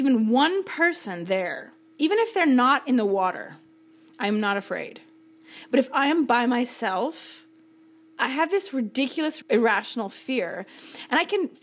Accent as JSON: {"language": "English", "town": "Seattle", "region": "Washington", "country": "United States", "tie": "born or raised there", "said": "I grew up in Seattle"}